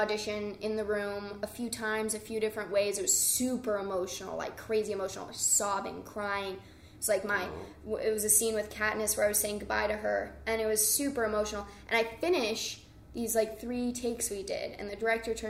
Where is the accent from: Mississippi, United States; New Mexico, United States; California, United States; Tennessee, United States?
New Mexico, United States; I grew up in New Mexico